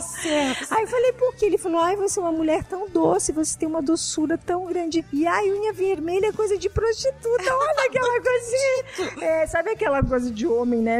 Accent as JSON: {"language": "Portuguese", "area": "interior near Passo Fundo", "region": "Rio Grande do Sul", "country": "Brazil", "tie": "born or raised there", "moved": "yes", "said": "eu sou do interior da Vicanabarro, a minha cidade, fica perto de Passo Fundo"}